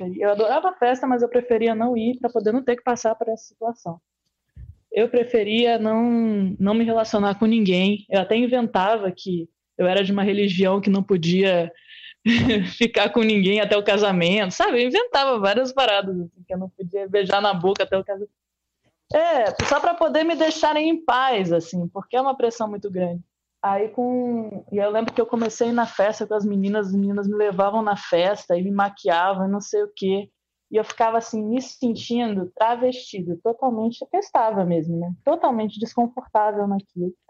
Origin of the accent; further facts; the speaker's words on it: Bahia, Brazil; also born or lived in Curitiba; Nascido, nascido em Curitiba e me mudei para Bahia com três aninhos de idade. Então, sempre fui baiano